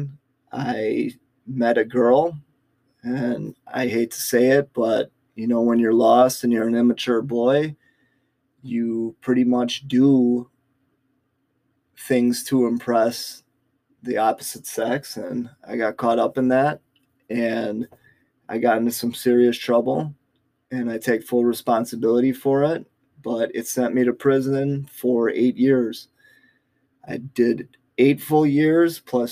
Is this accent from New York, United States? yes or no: no; Milwaukee, Wisconsin, United States; I was able to get work release in my hometown area of Milwaukee